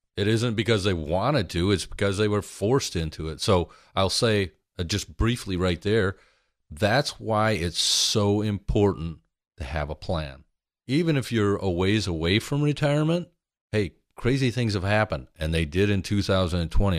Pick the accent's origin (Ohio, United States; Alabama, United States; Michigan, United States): Michigan, United States; big family, we're from Michigan, Midwest